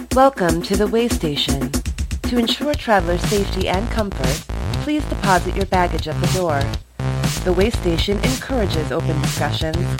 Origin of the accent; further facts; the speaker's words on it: Wyandotte, Michigan, United States; we're from downriver, so like uh, we're from Wyandotte